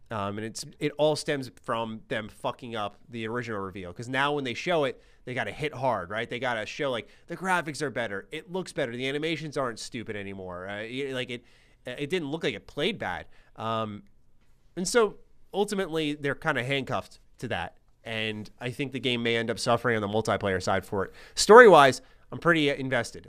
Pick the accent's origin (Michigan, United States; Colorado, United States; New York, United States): New York, United States; New York City; accent: New York; I'm in New York